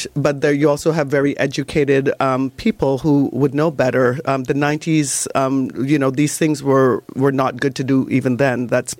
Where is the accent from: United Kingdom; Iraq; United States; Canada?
Canada; as a Canadian